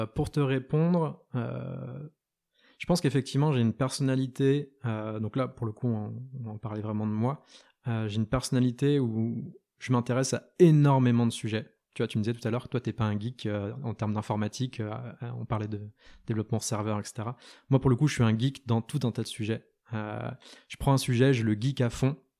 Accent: Lorient, Brittany, France; en, Bretagne, donc du côté de Lorient, là où j'ai grandi

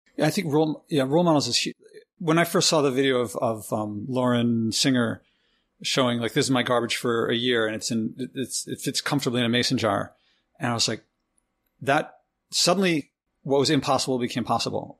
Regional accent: Philadelphia, Pennsylvania, United States; moved away as an adult; now in New York City, United States; I'm from Philly

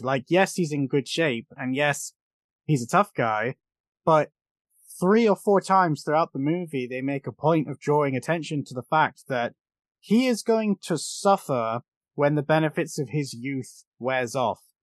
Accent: United Kingdom; as a British fool

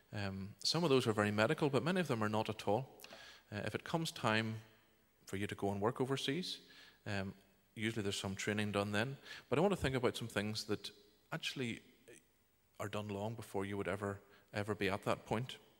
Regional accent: Bangor, Northern Ireland, United Kingdom; moved away as an adult; now in Uganda; I was born and reared in Bangor here

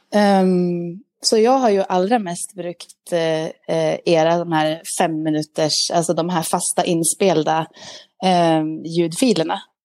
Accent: Sweden; Jag är en svensk glad dam

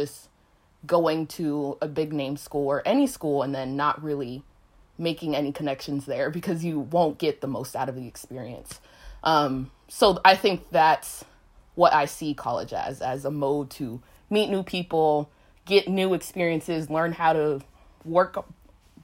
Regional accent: Los Angeles, California, United States; I'm from Los Angeles

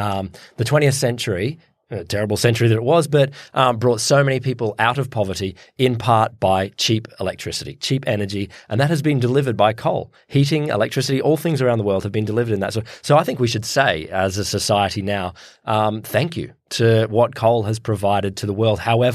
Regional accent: Queensland, Australia; you look, I'm a Queenslander.

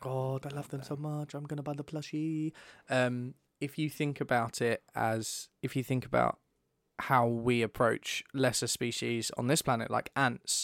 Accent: England, United Kingdom; especially as English people

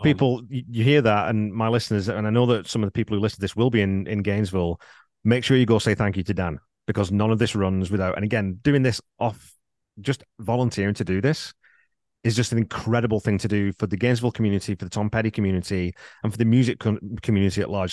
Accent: England, United Kingdom; I'm from England

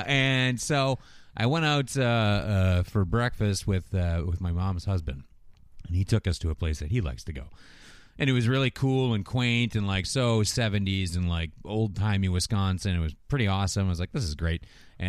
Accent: Canada; I know we're from Canada, yeah.

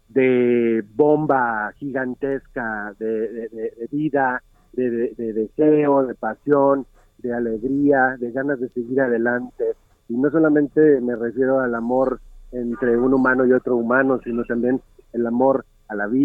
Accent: Jalisco, Mexico; soy mexicano y soy de Jalisco.

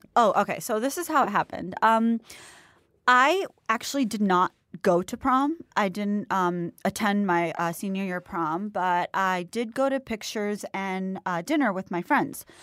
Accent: Florida, United States; also born or lived in Mumbai; I'm from Florida.

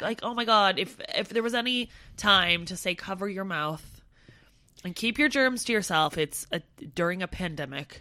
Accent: Canada; now in London, United Kingdom; I'm Canadian and white and not Asian

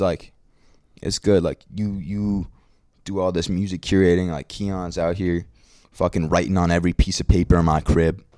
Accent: New York City, New York, United States; I'm from Brooklyn

